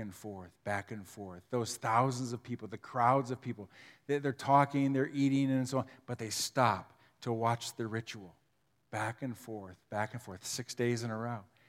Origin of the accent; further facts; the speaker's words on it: Huron, Ohio, United States; I grew up in Huron